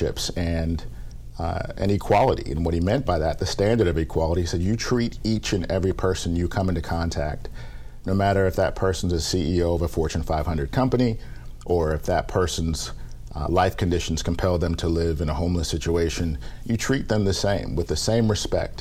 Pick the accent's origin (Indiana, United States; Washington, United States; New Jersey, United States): Washington, United States; Seattle; moved away as an adult; also born or lived in Atlanta; Seattle is a great place for me to grow up